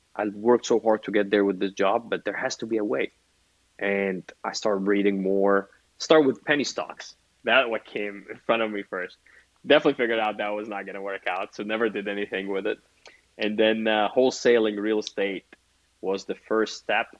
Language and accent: English; Egypt; moved away as an adult; now in United States; as a kid growing up in Egypt